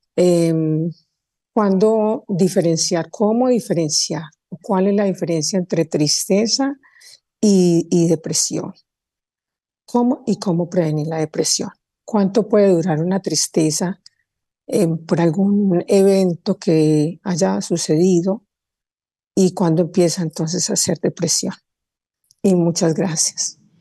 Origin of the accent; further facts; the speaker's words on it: Colombia; yo estoy en Ciudad de México de visita, pero soy colombiana